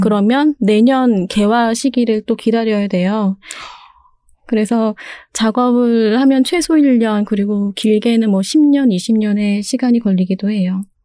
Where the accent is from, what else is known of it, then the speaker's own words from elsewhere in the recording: Seoul, South Korea; 저는 서울에서 태어났고요.